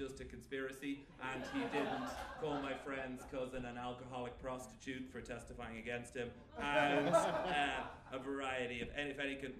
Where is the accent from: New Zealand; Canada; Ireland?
Ireland; It's part of being Irish